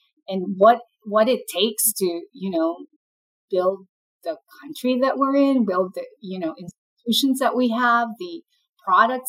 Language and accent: English; Philippines; moved away as an adult; now in United States; I'm an immigrant, and I grew up in the Philippines and then came to the U.S. for business school.